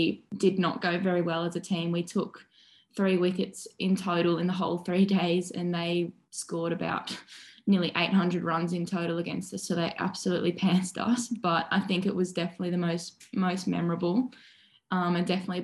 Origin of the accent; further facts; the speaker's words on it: Sydney, New South Wales, Australia; moved away as an adult; also born or lived in Western Australia; now in Perth, Australia; I grew up on Bondi in Sydney's East and we did play a lot down there, so always beach.